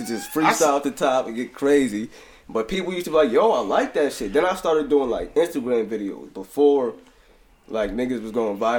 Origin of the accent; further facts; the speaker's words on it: Poughkeepsie, New York, United States; also born or lived in Jacksonville, Florida; growing up here, like even just wanting to play for the high school, having like Poughkeepsie off my chest